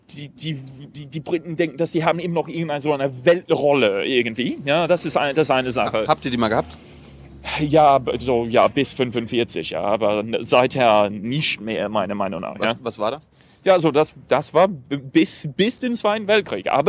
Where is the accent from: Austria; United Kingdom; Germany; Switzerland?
United Kingdom; German is a second language; now in Denmark; bin aus Großbritannien und wohne zurzeit in Dänemark.